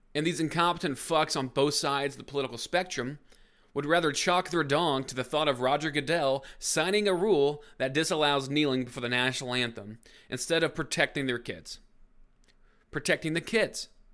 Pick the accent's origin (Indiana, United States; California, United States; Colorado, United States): Indiana, United States; Brownsburg; four people from my hometown